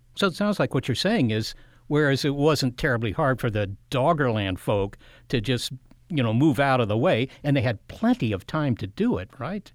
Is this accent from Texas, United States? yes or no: no; Washington, District of Columbia, United States; I grew up in the Washington, D C area